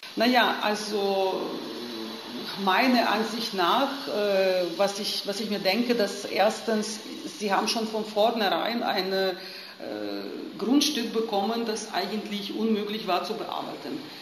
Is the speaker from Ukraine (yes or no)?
yes; Lviv, Lviv Oblast, Ukraine; German is a second language; moved away; ich bin aufgewachsen und in die Schule gegangen zur Gorbatschow-Ära. Also die, ich, ich, komme aus Lemberg